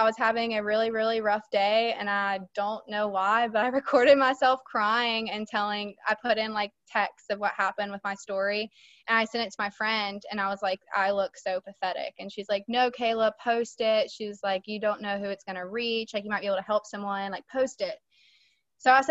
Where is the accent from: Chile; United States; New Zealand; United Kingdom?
United States; West Virginia; I'm from West Virginia